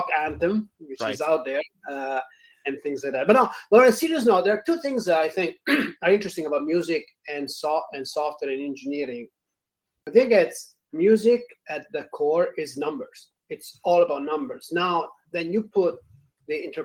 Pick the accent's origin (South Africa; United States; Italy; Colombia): Italy; accent: Italian; moved away; I'm not just faking the accent, I'm actually from Italy.